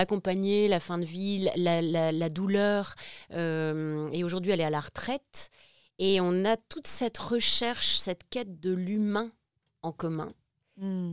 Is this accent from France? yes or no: yes; Lille, Hauts-de-France, France; also born or lived in Réunion; now in Paris, France; je suis de Lille à la base, Lille